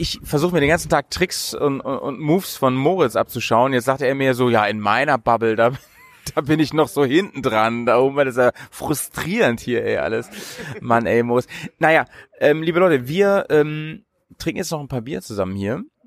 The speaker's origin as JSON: {"language": "German", "region": "Bremen", "country": "Germany", "said": "in Bremen und umzu, wie man bei uns sagt"}